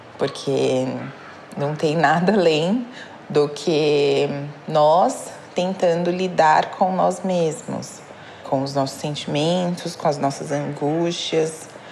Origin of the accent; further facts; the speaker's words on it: São Paulo, Brazil; eu tenho 31 anos, sou de São Paulo